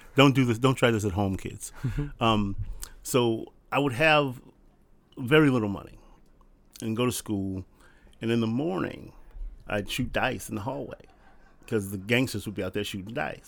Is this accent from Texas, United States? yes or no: no; Compton, California, United States; when we moved to Compton, we were the second black family on our street